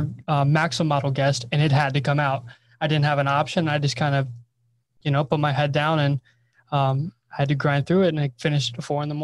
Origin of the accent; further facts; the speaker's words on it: Ohio, United States; moved away as an adult; now in Erie, United States; I'm from Ohio, so usually our spring isn't terrible